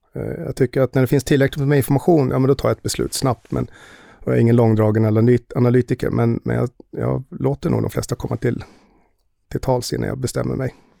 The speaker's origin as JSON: {"language": "Swedish", "town": "Västerås", "region": "Västmanland", "country": "Sweden", "tie": "born or raised there", "also_born_or_lived": "United States", "moved": "as an adult", "lives_now": "Stockholm, Sweden", "said": "Jag är född och uppvuxen i Västerås"}